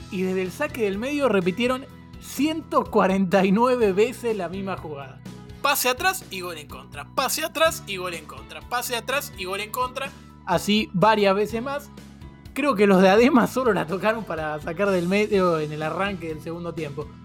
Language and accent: Spanish; Buenos Aires, Argentina; Soy de Palermo, Buenos Aires.